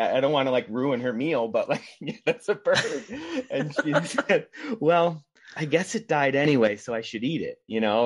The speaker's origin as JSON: {"language": "English", "region": "Rhode Island", "country": "United States", "tie": "born or raised there", "also_born_or_lived": "Boston", "moved": "as an adult", "lives_now": "California, United States", "said": "I was born in Rhode Island and lived there, uh, throughout my childhood and into my adult life"}